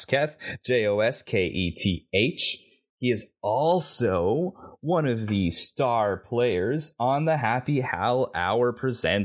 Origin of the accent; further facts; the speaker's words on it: Canada; I'm Canadian.